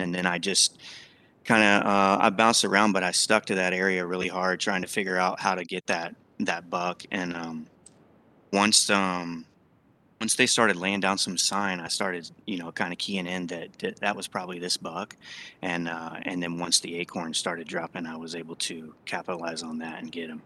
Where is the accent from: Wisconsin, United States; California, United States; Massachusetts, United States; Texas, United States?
Texas, United States; I grew up in Texas